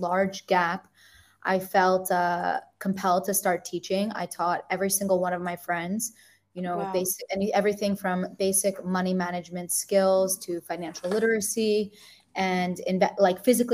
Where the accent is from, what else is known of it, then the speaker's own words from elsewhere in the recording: New Jersey, United States; moved away as an adult; now in Tel Aviv, Israel; I'm from New Jersey and I've been living in Tel Aviv for about 3.5, going on 4 years now